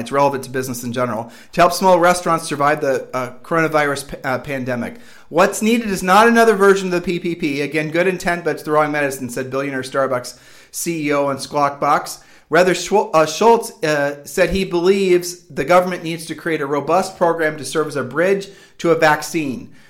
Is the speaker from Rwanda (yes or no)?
no; Midwest, United States; now in Puerto Rico; we're from the Midwest